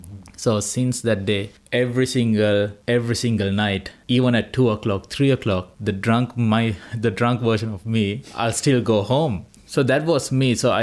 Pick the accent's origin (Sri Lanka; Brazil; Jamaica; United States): Sri Lanka; Colombo, Western Province; first language Sinhala; English is a second language; moved away as an adult; also born or lived in Melbourne, Australia; now in Hobart, Australia; I grew up in Colombo.